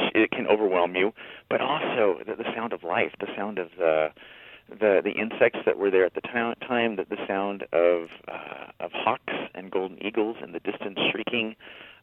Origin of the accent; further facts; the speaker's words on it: San Diego, California, United States; moved away as an adult; also born or lived in Utah; growing up in the Southland, for me, a constellation was watching a 747 on its way down to Lindbergh Field.